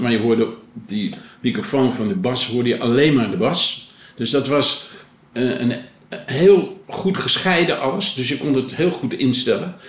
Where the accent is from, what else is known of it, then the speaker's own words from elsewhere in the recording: Blaricum, North Holland, Netherlands; ik, ik ben geboren in Blanikum